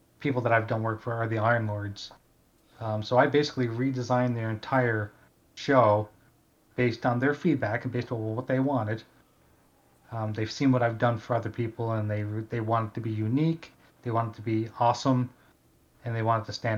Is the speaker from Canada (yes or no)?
yes; Canada; there's a radio station here in my hometown called Q104. And they have won numerous awards, like Canadian broadcasting awards